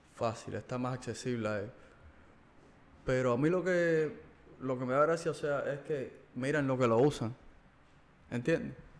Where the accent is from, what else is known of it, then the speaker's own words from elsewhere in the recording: Cuba; somos parte de la sociedad cubana, ¿ok? Somos cubanos